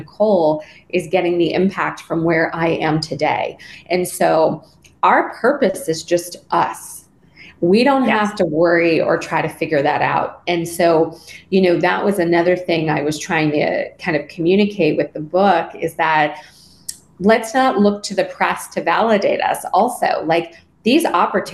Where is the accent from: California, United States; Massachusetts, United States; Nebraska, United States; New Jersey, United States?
California, United States; Los Angeles; I grew up in Los Angeles.